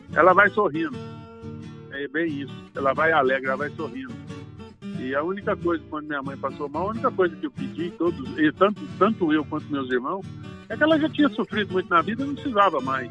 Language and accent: Portuguese; Rio Verde, Goiás, Brazil; Eu sou natural de Rio Verde. É, os meus pais e meus avós todos são de Rio Verde